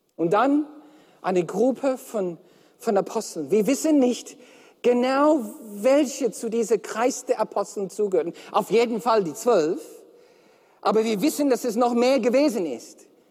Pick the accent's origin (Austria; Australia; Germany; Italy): Australia; Melbourne, Victoria; German is a second language; moved away; Und ich komme aus Melbourne